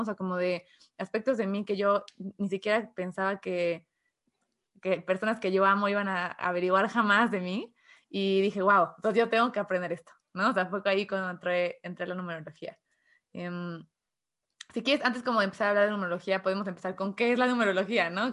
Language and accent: Spanish; Mexico; soy de México